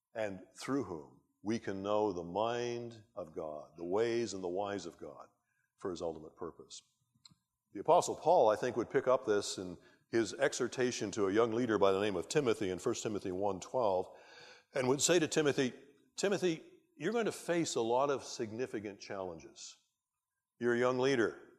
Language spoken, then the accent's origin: English; Canada; as a Canadian and a, a British subject